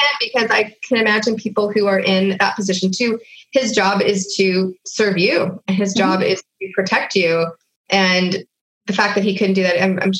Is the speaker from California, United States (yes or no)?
yes; Hollywood, California, United States; you will have just heard my story about growing up in Hollywood